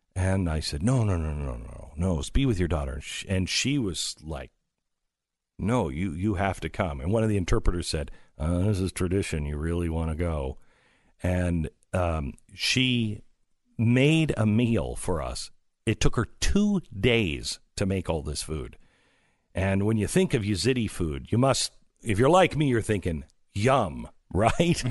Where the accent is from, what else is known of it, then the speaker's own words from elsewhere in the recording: Mount Vernon, Washington, United States; moved away; my hometown of Mount Vernon, Washington